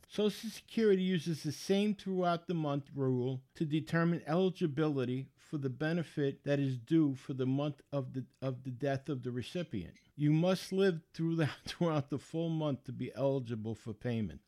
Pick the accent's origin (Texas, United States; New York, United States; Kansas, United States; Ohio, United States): New York, United States; New York City; moved away; I grew up in the Bronx. I lived right on the shore in the Bronx on the Long Island Sound